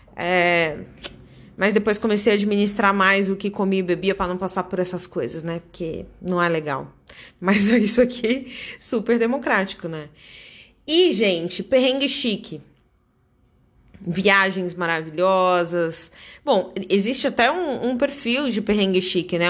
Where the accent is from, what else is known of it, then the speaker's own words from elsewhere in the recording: Brazil; also born or lived in Dublin, Ireland; eu, como brasileira